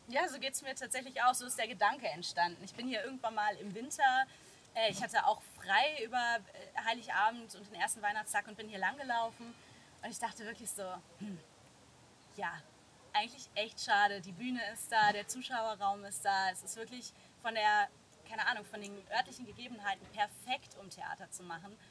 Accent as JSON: {"language": "German", "town": "Rheinbach", "region": "North Rhine-Westphalia", "country": "Germany", "tie": "born or raised there", "also_born_or_lived": "Bonn / Hamburg", "moved": "as an adult", "lives_now": "Cologne, Germany", "said": "ich bin Rheinbacherin, also mittlerweile wohne ich in Köln, aber ich bin in Rheinbach groß geworden, hier zur Schule gegangen"}